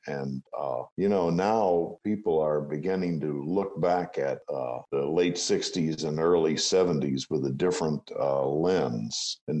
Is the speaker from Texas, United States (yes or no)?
yes; San Antonio, Texas, United States; moved away; when I was growing up in San Antonio